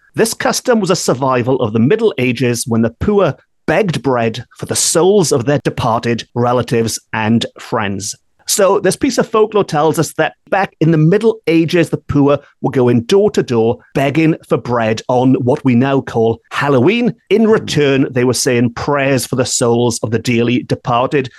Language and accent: English; Wales, United Kingdom; growing up in Wales in the 1980s, we did not have trick or treating